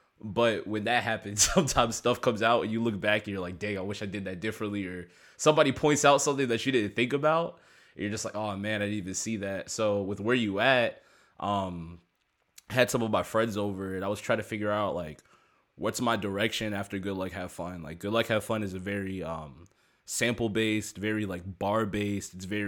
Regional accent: Maryland, United States; I'm from Maryland, and, like, they hit, like, Maryland maybe, like, shoot, like, 9 years ago

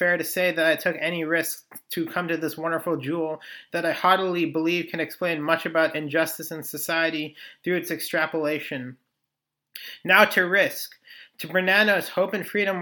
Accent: United States; my place in history as an American

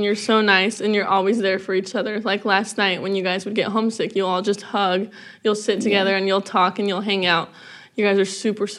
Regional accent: Kansas, United States; I am a first-year counsellor from Kansas

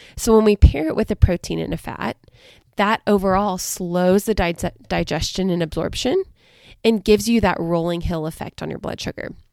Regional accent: Southern Alabama, United States; I'm from Southern Alabama, right on the coast

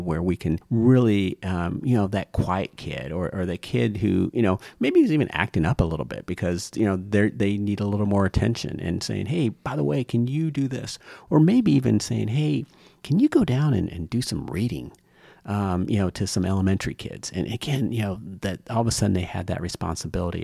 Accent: Lima, Ohio, United States; I grew up in Lima, Ohio

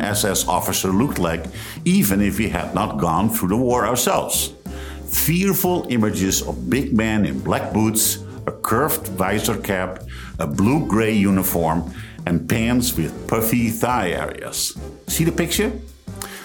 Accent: Netherlands; moved away as an adult; I am a new guest student in America, and I'm from Holland

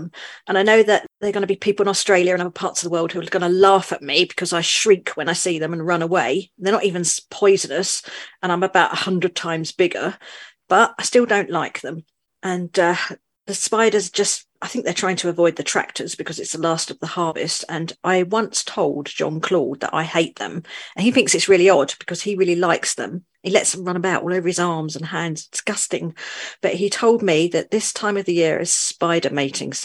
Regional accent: London, United Kingdom; also born or lived in rural northern France; now in France; I'm originally from London, but I now live in the middle of nowhere, rural northern France

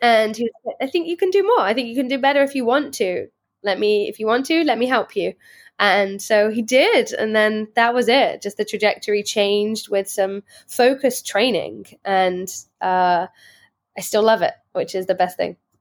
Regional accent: Worcestershire, West Midlands, United Kingdom; moved away as an adult; now in United States; I grew up in Worcestershire, England

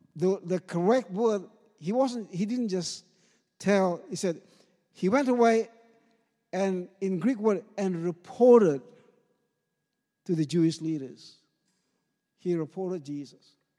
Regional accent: Ambon, Maluku, Indonesia; now in Sherbrooke, Australia; I grew up in Ambon, in the, the island of Ambon

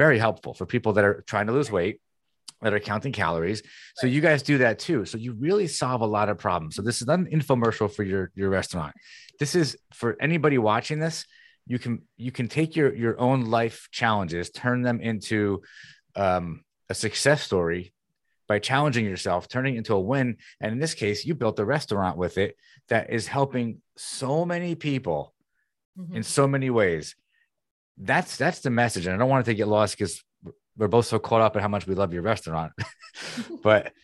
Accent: New Jersey, United States; moved away as an adult; also born or lived in Wayne, New Jersey; now in Florida, United States; we're in Jersey where I'm from

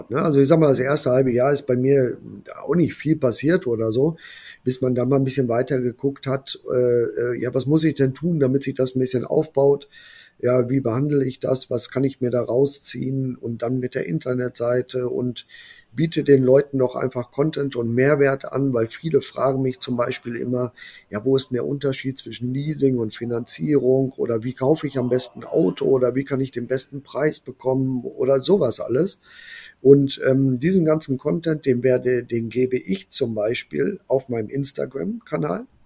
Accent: Brilon, North Rhine-Westphalia, Germany; ich habe dann aber gewechselt in meine Heimatstadt, hier nach Brilon. Und ähm, ja, es ist ein kleiner Ort

